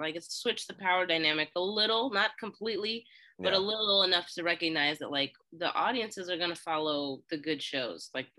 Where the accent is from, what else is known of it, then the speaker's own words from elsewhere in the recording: Philadelphia, Pennsylvania, United States; Why do you keep saying I'm from Pittsburgh? I'm from Philly. Listen to me.